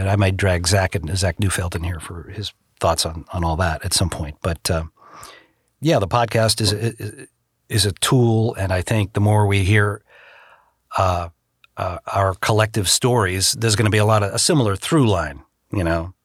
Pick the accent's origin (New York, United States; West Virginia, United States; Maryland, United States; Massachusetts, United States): Massachusetts, United States; Boston; moved away as an adult; also born or lived in Chicago; now in Los Angeles, United States; back in the Boston area where I grew up